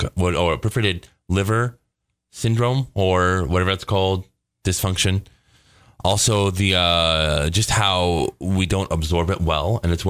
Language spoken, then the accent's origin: English; United States; I'm American.